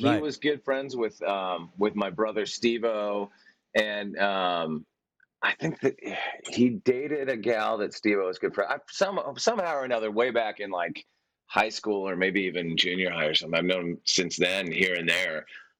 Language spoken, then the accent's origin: English; London, United Kingdom; growing up in North London and being an Arsenal supporter.